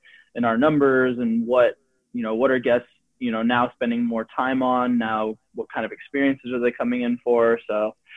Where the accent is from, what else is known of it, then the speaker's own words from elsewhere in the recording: San Francisco, California, United States; I'm from San Francisco